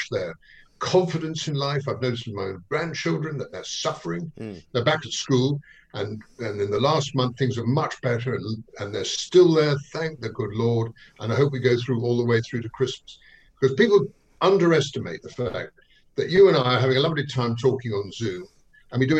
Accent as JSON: {"language": "English", "region": "London", "country": "United Kingdom", "said": "being a Londoner myself"}